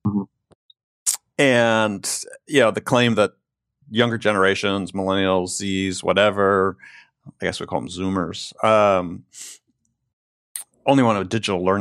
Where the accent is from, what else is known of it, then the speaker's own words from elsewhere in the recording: Wisconsin, United States; growing up in Wisconsin